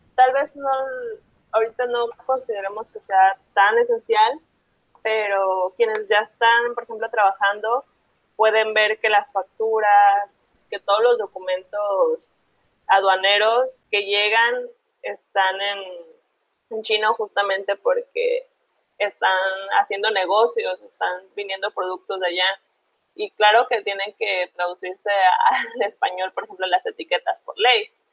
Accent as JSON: {"language": "Spanish", "town": "Manzanillo", "region": "Colima", "country": "Mexico", "said": "yo soy de Manzanillo"}